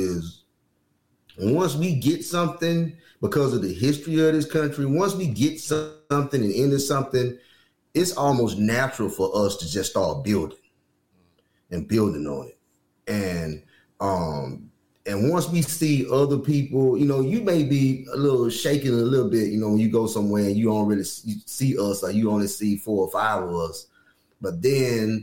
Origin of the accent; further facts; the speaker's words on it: Alabama, United States; we were born and raised in Alabama